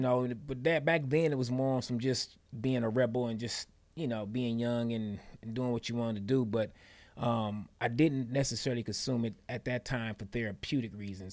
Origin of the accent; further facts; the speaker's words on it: Detroit, Michigan, United States; born and raised in Detroit, Michigan